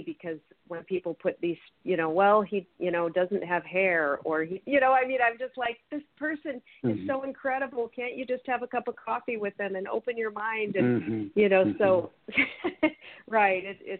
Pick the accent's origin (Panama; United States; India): United States; Seattle, Washington; I'm from Seattle and I go up every 8 weeks.